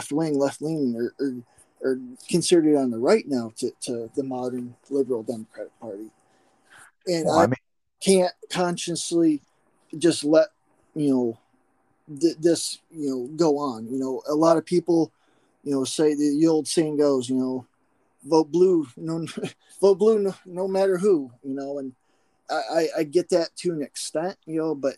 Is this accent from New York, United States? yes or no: no; McKean County, Northwest Pennsylvania, United States; I grew up here in Northwest PA, McKean County, about hour east of Erie.